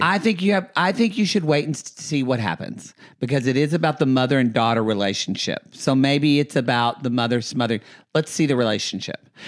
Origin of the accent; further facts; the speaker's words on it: Texoma, Oklahoma, United States; moved away; it's like forty-five minutes from my hometown